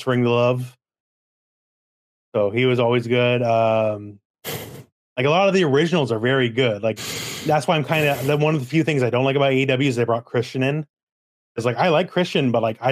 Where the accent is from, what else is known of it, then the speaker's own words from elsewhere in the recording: Canada; I'm Canadian myself